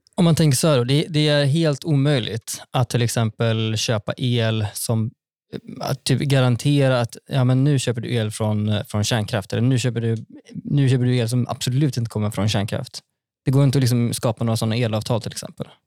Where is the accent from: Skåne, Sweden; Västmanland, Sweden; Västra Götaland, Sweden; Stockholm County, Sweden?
Västra Götaland, Sweden; Västergötland plain; Jag kommer ju från, eh, från Västgötaslätten